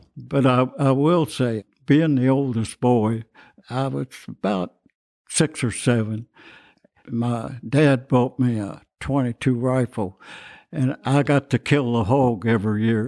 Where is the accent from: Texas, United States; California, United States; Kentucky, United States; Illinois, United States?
Kentucky, United States; Cloverport; now in Louisville, United States; I was born here in Louisville